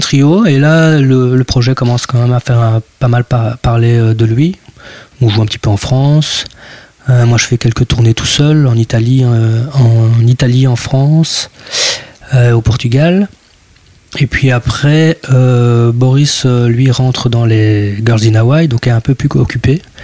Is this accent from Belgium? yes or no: yes; the Ardennes, Wallonia, Belgium; now in Brussels, Belgium